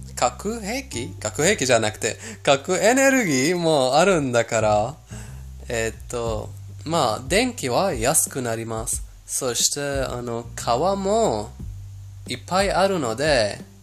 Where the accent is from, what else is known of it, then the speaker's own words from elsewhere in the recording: Iran; 私たちイラン人